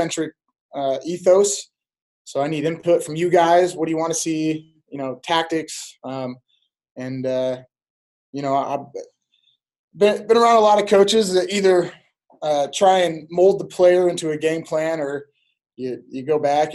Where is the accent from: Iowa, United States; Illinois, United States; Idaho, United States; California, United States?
Iowa, United States; Pella; When I was growing up, it was like 6,000. We're almost 10,000 now